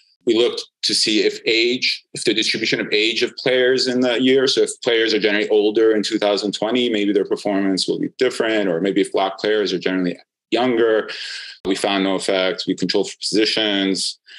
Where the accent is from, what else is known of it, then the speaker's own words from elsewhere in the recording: New York, United States; I'm a Knicks fan, and I'm a New Yorker as well.